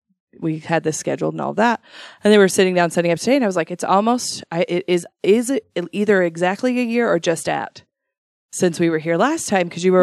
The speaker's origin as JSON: {"language": "English", "town": "Shelley", "region": "Idaho", "country": "United States", "tie": "born or raised there", "said": "I grew up in Shelley and never once worked in the potatoes ever."}